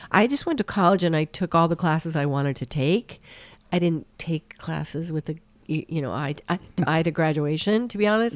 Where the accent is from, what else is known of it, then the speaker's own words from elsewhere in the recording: Fruita, Colorado, United States; moved away; I grew up in Colorado.